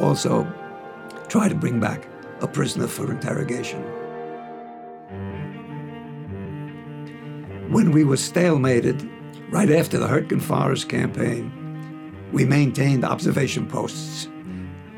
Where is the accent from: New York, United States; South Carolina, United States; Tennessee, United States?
New York, United States; New York City; I was born on December 9th, 1920, in Harlem, New York City